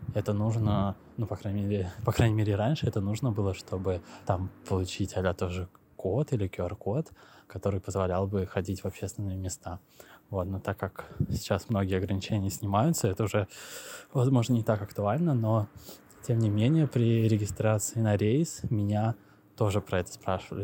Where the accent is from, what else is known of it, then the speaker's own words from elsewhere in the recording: Moscow, Russia; moved away as an adult; now in Istanbul, Turkey; я из Москвы